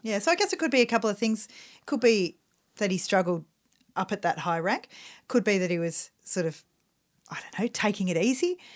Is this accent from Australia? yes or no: yes; Australia; we're Australian